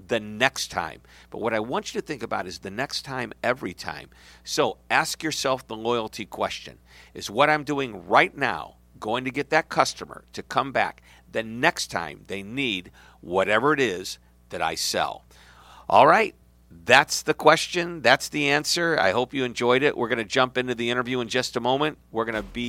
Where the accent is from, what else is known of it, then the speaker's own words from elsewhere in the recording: St. Louis, Missouri, United States; I'm from St. Louis.